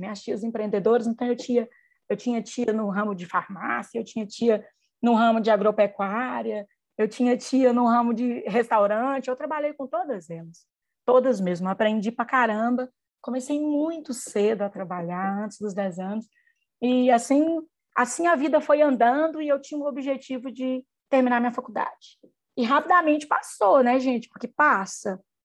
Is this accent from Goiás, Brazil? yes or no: yes; Mineiros, Goiás, Brazil; moved away as an adult; now in Uberlândia, Brazil; minha cidade natal é Mineiros, no interior de Goiás